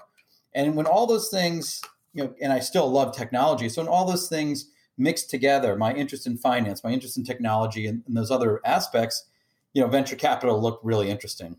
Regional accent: D.C., Maryland suburbs of Washington, United States; moved away; also born or lived in Michigan; I grew up outside of Washington, D.C. in the Maryland suburbs.

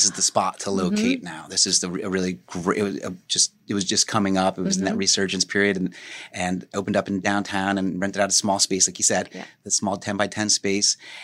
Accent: Morris County, New Jersey, United States; I grew up in Morris County

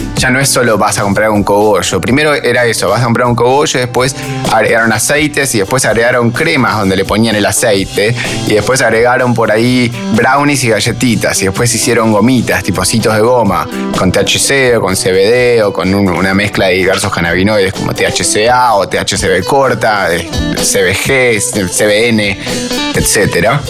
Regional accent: Argentina

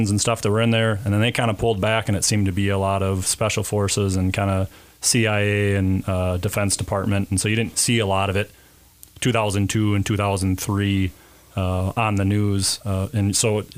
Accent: Mankato, Minnesota, United States; born and raised in Mankato. Grew up on the north end of town

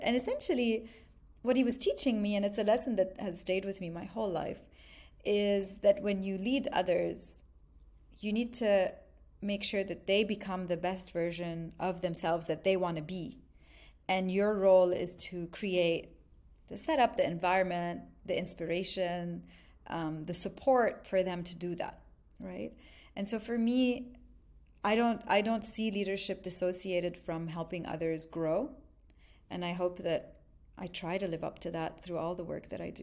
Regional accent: Lebanon; also born or lived in Montreal, Canada; now in Dubai, United Arab Emirates; I grew up, um, mostly in Lebanon, but also part of my childhood on and off, back and forth to Montreal.

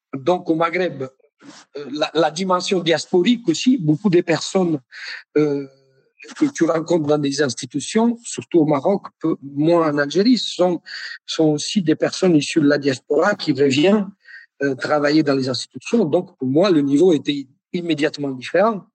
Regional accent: Naples, Campania, Italy; French is a second language; moved away as an adult; je suis de Naples

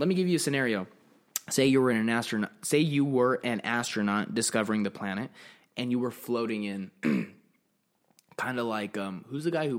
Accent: Arizona, United States; also born or lived in Florida; I'm from Arizona.

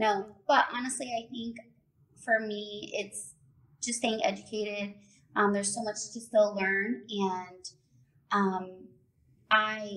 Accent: Central Florida, United States; I am born and raised in Central Florida

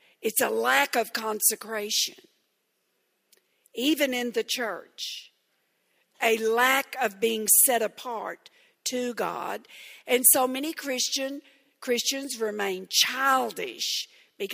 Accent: Texarkana, Texas, United States; I grew up very innocently in Texarkana, Texas.

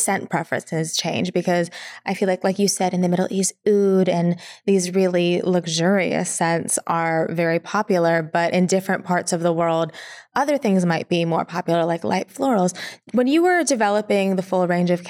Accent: Philippines; I'm Filipino

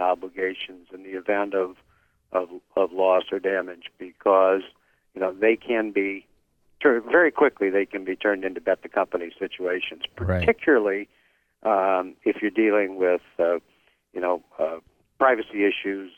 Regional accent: Midwest, United States; I grew up in the Midwest and went to the University of Nebraska first.

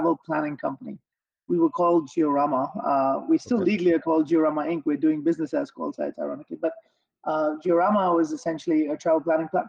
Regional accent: Mumbai, Maharashtra, India; moved away as an adult; also born or lived in Arkansas / Long Island; now in United States; I grew up in Bombay in India

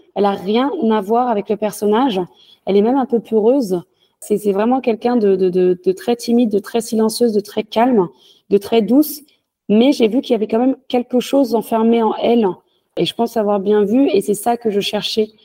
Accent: France; also born or lived in Senegal (ancestry); je suis française, je suis née en France, même si j'ai des origines sénégalaises. Euh, j'ai fait toute ma vie en France

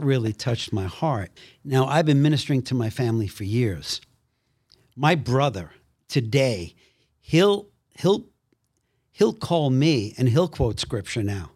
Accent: New York City, New York, United States; I came from Brooklyn

